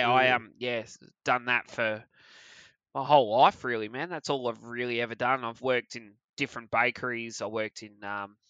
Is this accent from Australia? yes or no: yes; Perth, Western Australia, Australia; I was born in Armidale, lived in Rollystone for